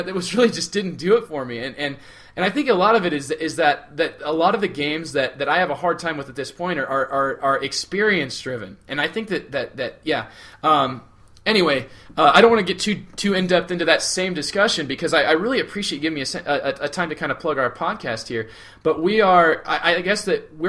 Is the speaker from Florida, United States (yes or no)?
no; southeast Iowa, United States; moved away as an adult; now in northwestern Iowa, United States; He and I grew up in towns that are literally right across the river from each other in southeast Iowa